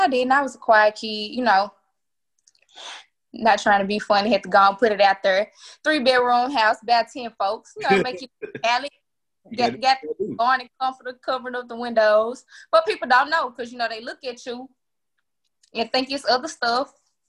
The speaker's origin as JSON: {"language": "English", "town": "Memphis", "region": "Tennessee", "country": "United States", "said": "Oh, so... Yeah, I know I'm the 38109, baby. Westwood, you know."}